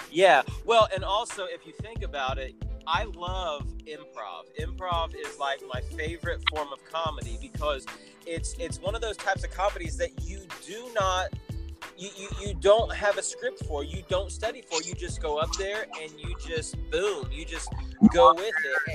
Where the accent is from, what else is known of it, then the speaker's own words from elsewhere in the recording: Indiana, United States; my home state, you know, Indiana Proud all the way, Hoosiers